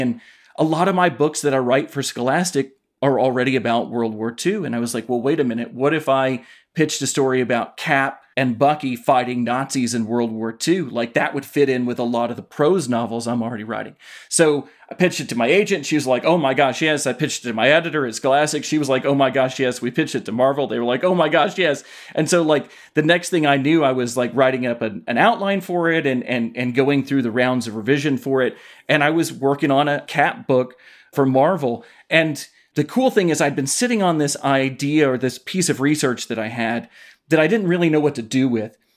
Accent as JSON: {"language": "English", "town": "Knoxville", "region": "Tennessee", "country": "United States", "tie": "born or raised there", "said": "I grew up in Knoxville, Tennessee"}